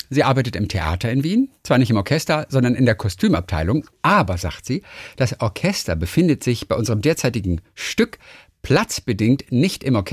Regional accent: Berlin, Germany; Ich als Berlinerin hab's da ja eh leichter, denn bei mir ist ja egal, ob sie uff sind oder uff machen, alles wurscht.

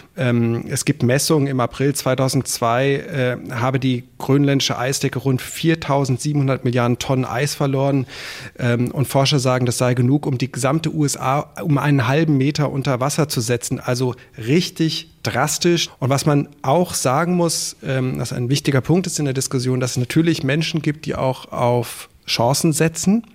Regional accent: Germany; bei uns in Deutschland

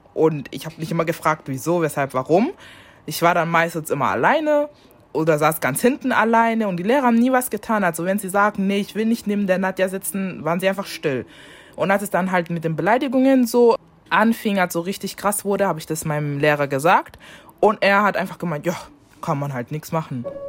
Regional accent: Germany; ich habe einen deutschen Pass, doch, ich wurde hier geboren

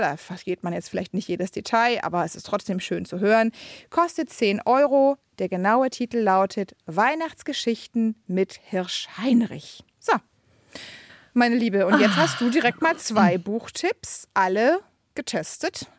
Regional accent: Brandenburg, Germany; Also ich komme ja aus Brandenburg, ne? Ähm, aus dem tiefsten Osten

